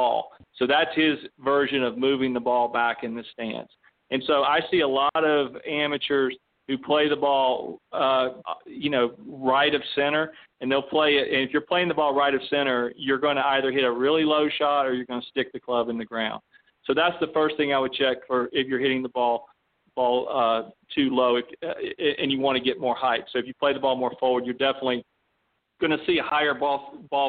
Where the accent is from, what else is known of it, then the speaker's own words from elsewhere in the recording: Western North Carolina, United States; moved away; also born or lived in Florida; I grew up in Western North Carolina